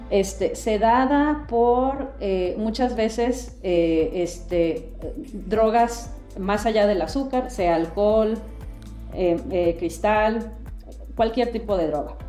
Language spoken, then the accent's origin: Spanish; Mexico; now in United States; mexicana de nacimiento y definitivamente con un arraigo muy, muy fuerte a México. Me considero mexicana antes que americana y he vivido en Estados Unidos la mayor parte de mi vida, más de 30 años